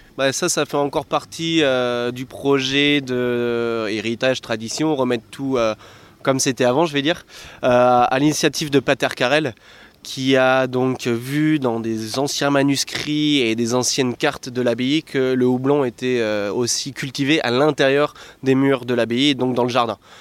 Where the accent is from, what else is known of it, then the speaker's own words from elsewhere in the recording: France; moved away as an adult; now in Belgium; je suis français, j'arrive au brasseur français en Belgique